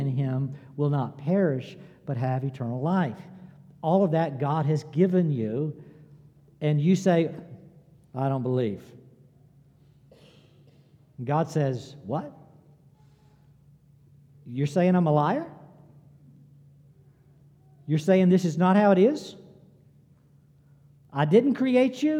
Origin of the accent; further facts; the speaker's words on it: Greenville, United States; I grew up public schools in Greenville